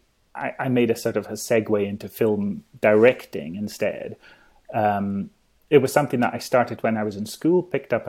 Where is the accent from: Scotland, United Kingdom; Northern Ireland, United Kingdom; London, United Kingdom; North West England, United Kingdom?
Scotland, United Kingdom; Isle of Skye; I grew up in the Isle of Skye